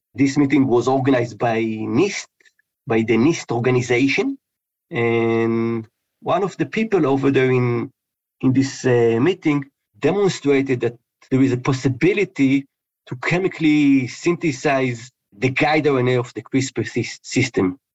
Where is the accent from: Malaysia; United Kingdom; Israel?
Israel; moved away; I was born in in Israel, and in high school I actually studied physics and chemistry.